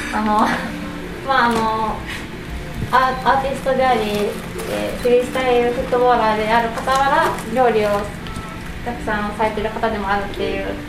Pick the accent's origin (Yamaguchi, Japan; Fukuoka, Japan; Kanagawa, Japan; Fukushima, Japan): Yamaguchi, Japan; moved away as an adult; also born or lived in Kyoto; now in Maizuru, Japan; 私舞鶴出身ではなくって、山口県出身なんですね